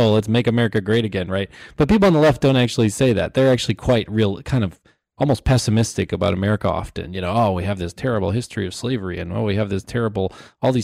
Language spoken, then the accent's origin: English; Madison, Wisconsin, United States; I'm from Madison, Wisconsin, which is like a somewhat affluent sort of highly educated city